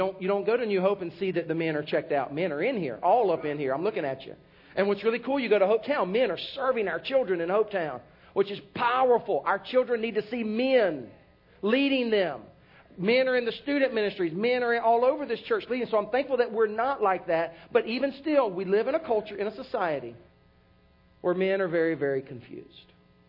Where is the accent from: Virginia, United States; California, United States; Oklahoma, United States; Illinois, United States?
Oklahoma, United States; Yeah, I grew up in Oklahoma.